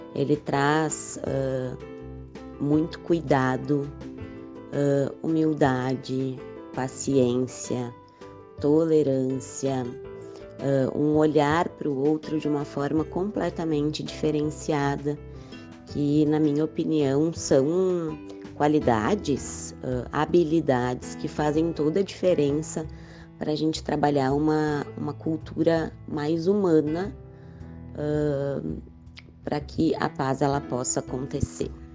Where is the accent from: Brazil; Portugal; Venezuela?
Brazil; Porto Alegre, Rio Grande do Sul; Sou de Porto Alegre, no Rio Grande do Sul